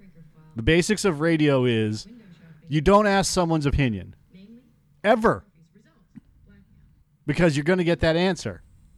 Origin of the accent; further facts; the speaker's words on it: California, United States; just because I grew up in Silicon Valley, you know, and experienced some things